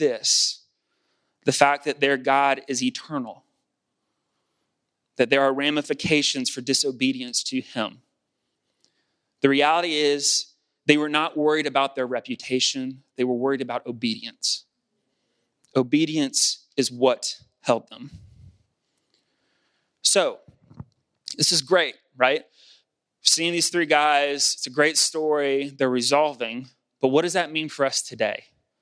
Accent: South Georgia, United States; It's because I grew up in the state of Georgia. It's because that's a representative of growing up in South Georgia.

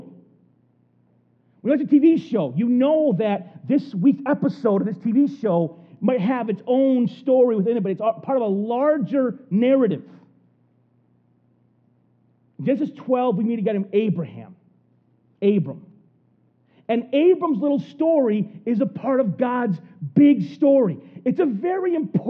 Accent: United States; being like an American

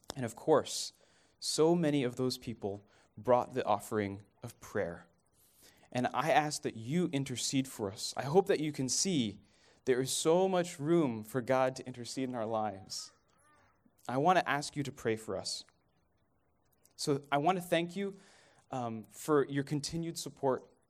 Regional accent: Dallas, Texas, United States; moved away as an adult; also born or lived in Kenya; I'm from Dallas

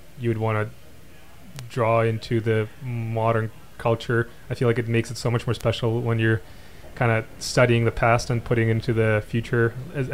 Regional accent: Kazakhstan; the little kid in Kazakhstan, which is me

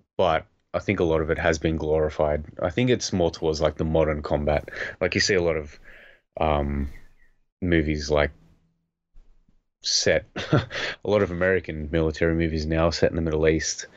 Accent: Australia; growing up in Australia

